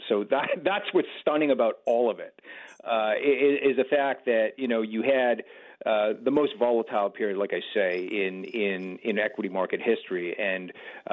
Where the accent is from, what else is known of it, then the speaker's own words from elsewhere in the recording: Canada; as a Canadian and as a music lover